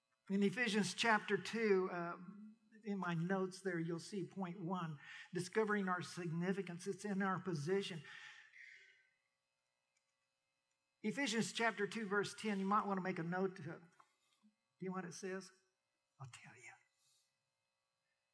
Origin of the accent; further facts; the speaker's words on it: Major County, Oklahoma, United States; moved away as an adult; also born or lived in California / Kent, Ohio; I grew up in Major County in Oklahoma